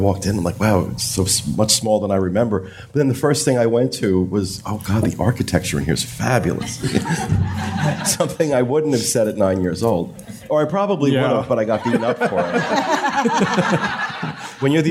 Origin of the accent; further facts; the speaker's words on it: Ocean Grove, New Jersey, United States; moved away; I was back in my hometown, Ocean Grove. And actually got a chance to go into my old middle school